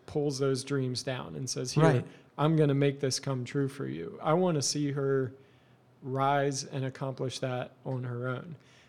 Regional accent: Eastern Lancaster County, Pennsylvania, United States; I grew up in Eastern Lancaster County in a Mennonite culture

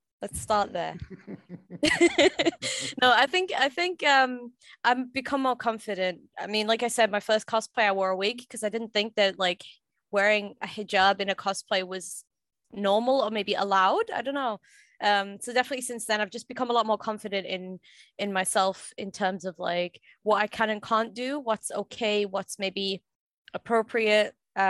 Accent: Sunderland, North East England, United Kingdom; Yes, born and raised here, right here in Sunderland.

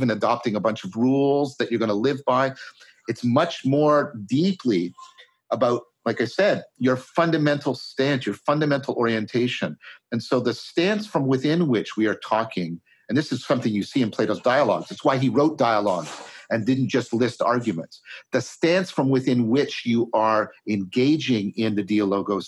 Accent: Canada; I'm a Canadian

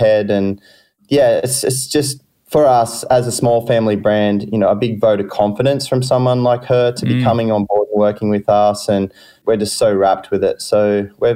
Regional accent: Wingham, New South Wales, Australia; also born or lived in Taree, New South Wales; I grew up in Wingham, which is just sort of 13 Ks inland

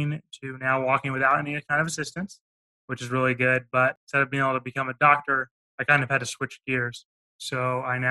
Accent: Overland Park, Kansas, United States; I grew up in Kansas, Overland Park, Johnson County area

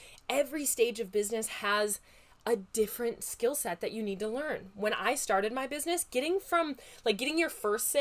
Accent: Midwest, United States; accent: Midwest; my Midwest accent

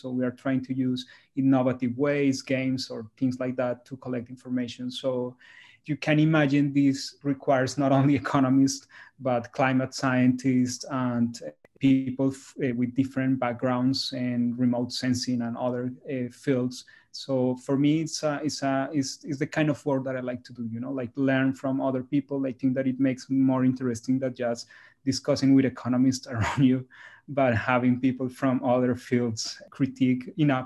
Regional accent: Colombia; moved away; my home country, Colombia

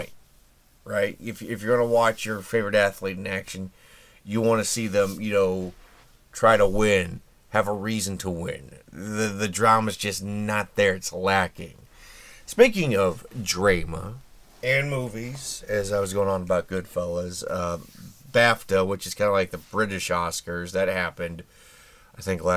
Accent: Indianapolis, Indiana, United States; my hometown of Indy

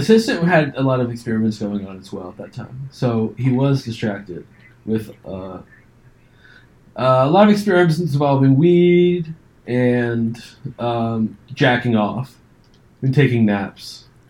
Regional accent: United Kingdom; Look, I'm a reasonable guy, and I'm British.

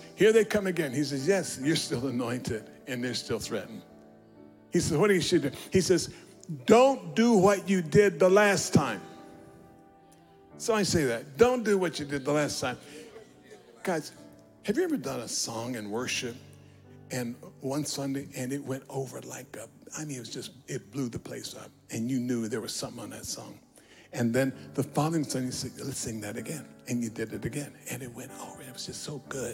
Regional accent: United States

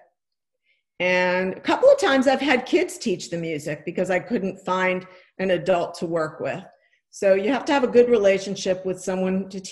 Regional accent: New York, United States; I grew up in New York in a Jewish household

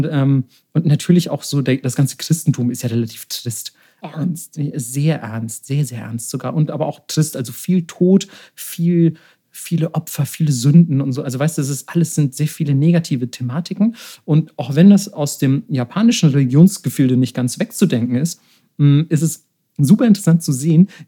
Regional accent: Bavaria, Germany; Also, also in Deutschland, beispielsweise, wo ich herkomme, jetzt aus Bayern, also du hättest mich eher totprügeln müssen, als mich in der Lederhose zu sehen.

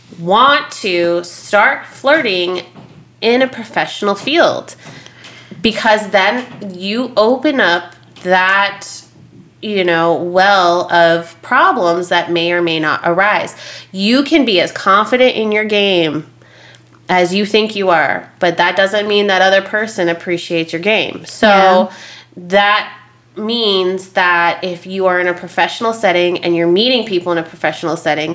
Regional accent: Las Vegas, Nevada, United States; Okay, so like again, we're from Vegas.

